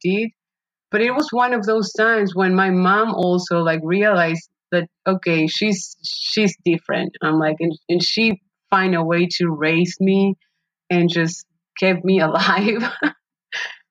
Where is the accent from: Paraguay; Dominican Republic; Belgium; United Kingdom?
Paraguay; moved away; I was born and raised in Paraguay, South America.